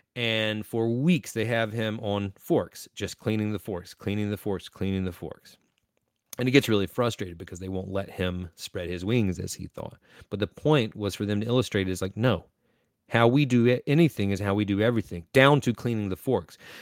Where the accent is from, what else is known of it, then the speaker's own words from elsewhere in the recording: Eastern North Carolina, United States; I am from Eastern North Carolina